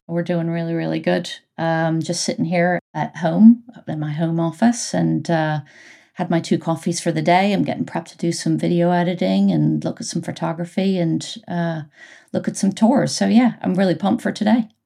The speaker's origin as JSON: {"language": "English", "country": "United States", "moved": "as an adult", "lives_now": "United Kingdom", "said": "I'm American"}